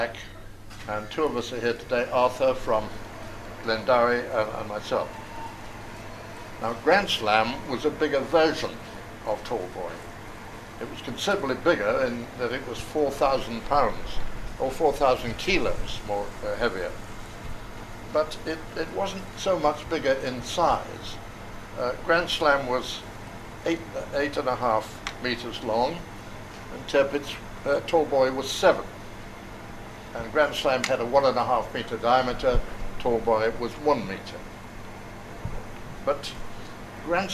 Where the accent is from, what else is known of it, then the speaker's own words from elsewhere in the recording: England, United Kingdom; for me as an Englishman